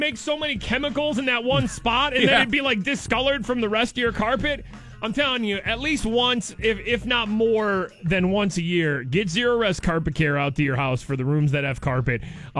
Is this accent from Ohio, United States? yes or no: yes; Ohio, United States; moved away; So I've kind of lived here for like 15 years now. I'm from Ohio. This is nothing new to me.